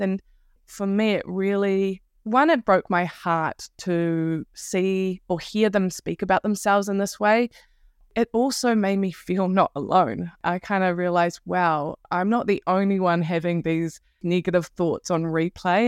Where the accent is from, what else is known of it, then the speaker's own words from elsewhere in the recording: Wellington, New Zealand; I'm from Aotearoa, New Zealand, uh, Wellington in particular